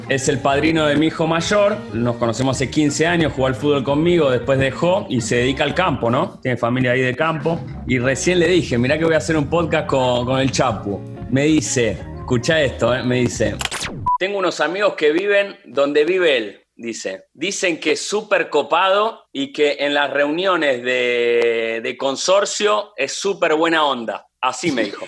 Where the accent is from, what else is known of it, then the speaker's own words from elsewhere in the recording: Argentina; para un argentino